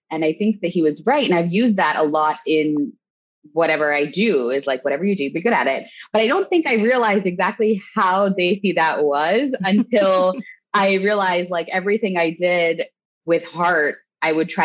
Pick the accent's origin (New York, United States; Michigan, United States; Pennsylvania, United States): Pennsylvania, United States; State College; I grew up in State College, Pennsylvania, which is where Penn State University is